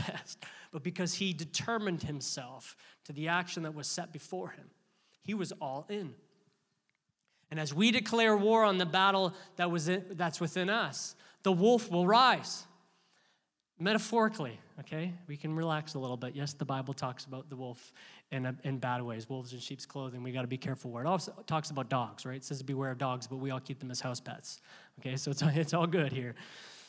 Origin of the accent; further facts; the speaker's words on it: Canada; we're Canadian